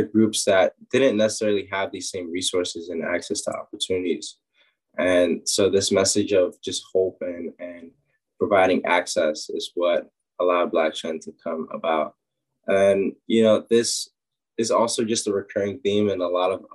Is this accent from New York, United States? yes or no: yes; New York City, New York, United States; I grew up in Harlem, New York.